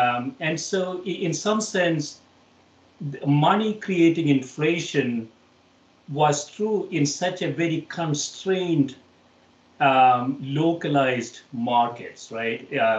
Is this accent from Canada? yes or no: no; India; now in United States; So I moved from India to the United States in the mid-80s